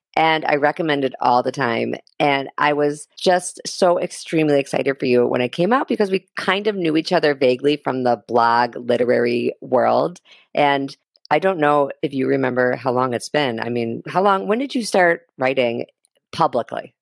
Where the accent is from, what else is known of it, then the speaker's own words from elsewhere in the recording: Chicago, Illinois, United States; Chicago, which is my hometown